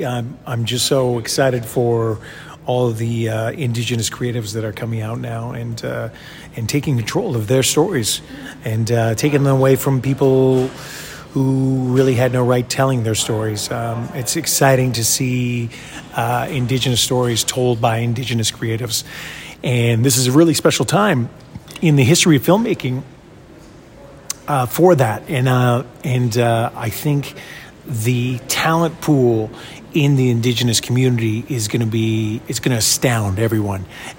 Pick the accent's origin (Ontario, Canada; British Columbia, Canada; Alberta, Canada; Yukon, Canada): Yukon, Canada; I'm from the Yukon Territory, White River First Nation.